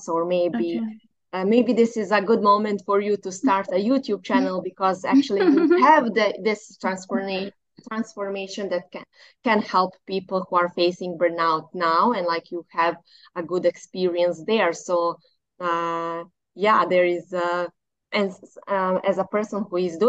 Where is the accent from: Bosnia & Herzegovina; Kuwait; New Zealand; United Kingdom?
Bosnia & Herzegovina; I am from Bosnia.